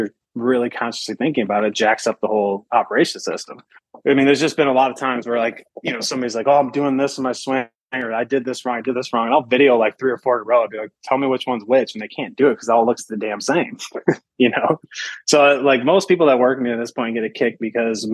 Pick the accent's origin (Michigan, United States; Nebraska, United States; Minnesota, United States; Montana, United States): Michigan, United States; I'm I'm from Michigan